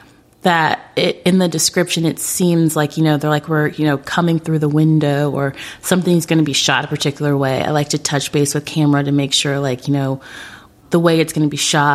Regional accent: Orlando, Florida, United States; I was hoping I'd get to go to the Orlando Sentinel because I'm from Orlando.

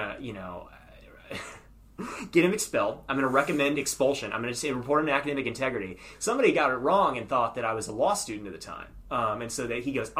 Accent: Clinton, South Carolina, United States; now in Columbia, United States; I'm from Clinton, South Carolina.

